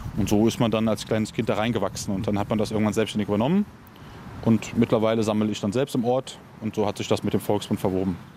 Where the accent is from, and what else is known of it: Germany